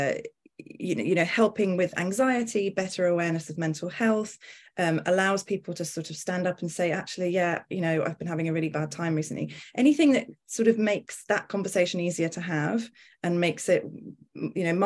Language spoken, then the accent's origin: English; United Kingdom; I'm a journalist and I'm also British